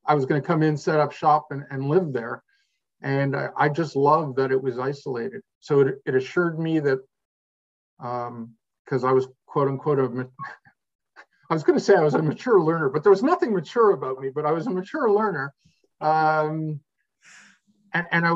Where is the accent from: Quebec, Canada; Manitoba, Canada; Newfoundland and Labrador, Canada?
Quebec, Canada; I'm from Quebec